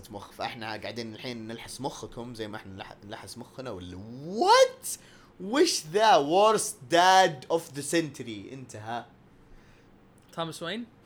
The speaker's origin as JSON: {"language": "Arabic", "country": "Lebanon", "said": "انا اصلي لبناني"}